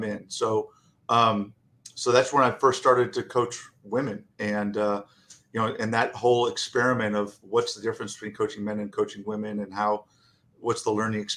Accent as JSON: {"language": "English", "town": "Richardson", "region": "Texas", "country": "United States", "tie": "born or raised there", "also_born_or_lived": "Chicago, Illinois", "said": "soon moved to down to Richardson, Texas in the early 70s"}